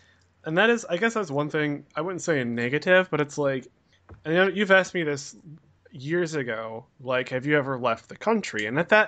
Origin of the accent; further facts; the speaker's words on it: United States; it's my own country